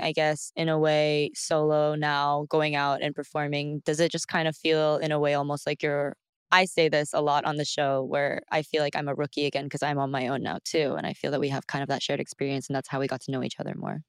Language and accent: English; Texas, United States; I'm from Texas